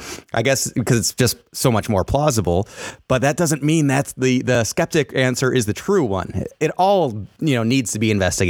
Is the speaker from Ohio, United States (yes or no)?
no; Chicago, Illinois, United States; I'm from Chicago.